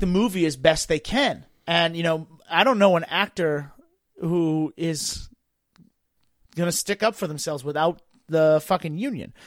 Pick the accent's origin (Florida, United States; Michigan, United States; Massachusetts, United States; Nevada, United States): Massachusetts, United States; Boston; moved away; also born or lived in Washington, D.C.; I grew up in Boston.